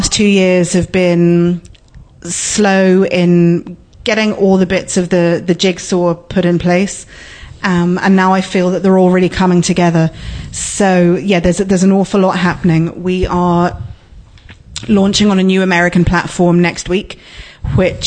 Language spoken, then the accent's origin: English; London, United Kingdom; moved away as an adult; now in Letterkenny, Ireland; I grew up in London, but my mother was from Lower Main Street. And I moved back to Letterkenny, oh gosh, in 1999